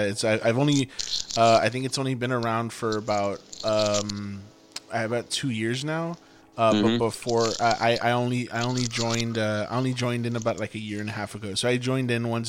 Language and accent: English; Laredo, Texas, United States; I'll say Laredo